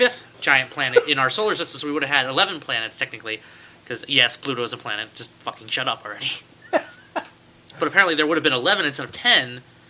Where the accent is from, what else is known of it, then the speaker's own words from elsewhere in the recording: United States; No, I'm technically American. I just like Canada.